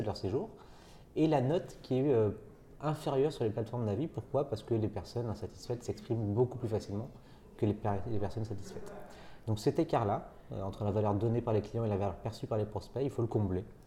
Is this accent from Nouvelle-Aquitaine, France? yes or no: no; Nantes, Pays de la Loire, France; je suis nantais d'origine